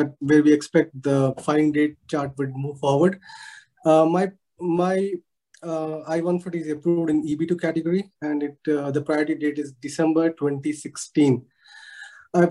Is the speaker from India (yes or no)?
yes; South India, India; also born or lived in Uttar Pradesh; I was born in North India, but we settled in South. My passport also has UP address where I was born